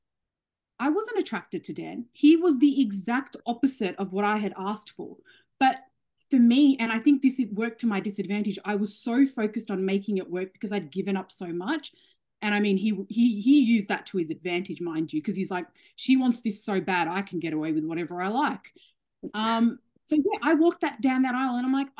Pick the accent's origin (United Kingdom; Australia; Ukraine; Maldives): Australia; I love being Australian